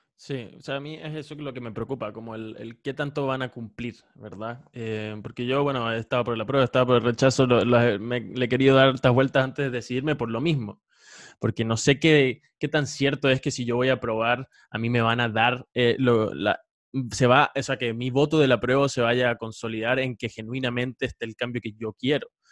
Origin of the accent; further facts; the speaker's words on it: Venezuela; now in Chile; yo soy venezolano